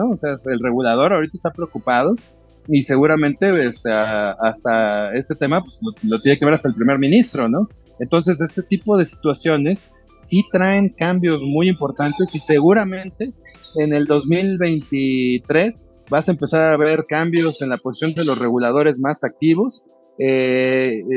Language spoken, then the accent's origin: Spanish; Mexico; soy mexicano, pero a lo mejor mi wallet está en Singapur.